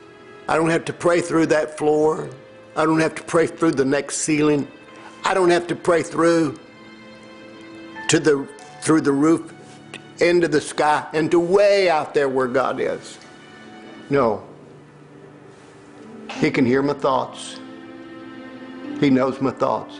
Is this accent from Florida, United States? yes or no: no; Tennessee, United States; I grew up in Tennessee